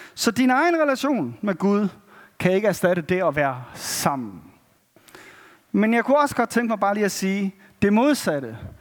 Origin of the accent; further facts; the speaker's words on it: Denmark; som danskere